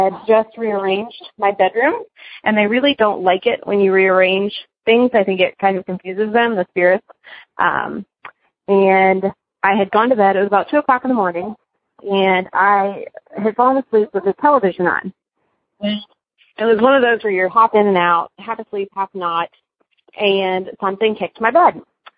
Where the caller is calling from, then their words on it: Cincinnati, Ohio, United States; I'm calling from Cincinnati.